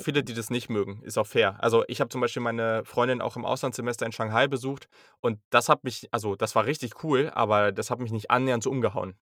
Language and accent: German; Hanover, Lower Saxony, Germany; ich komme aus Hannover.